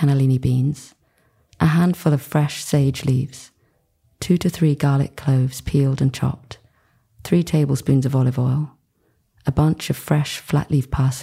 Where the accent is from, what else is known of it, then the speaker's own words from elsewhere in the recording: Rye, South East England, United Kingdom; also born or lived in Kingston upon Thames, London; I was born in Kingston Hospital in Kingston upon Thames, not too far from here. Proper suburbia.